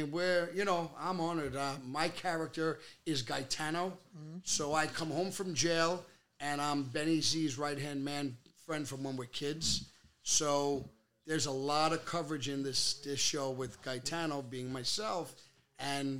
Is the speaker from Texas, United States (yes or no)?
no; New York City, New York, United States; moved away as an adult; now in Aberdeen, New Jersey, United States; I grew up at Bensonhurst on 13th Avenue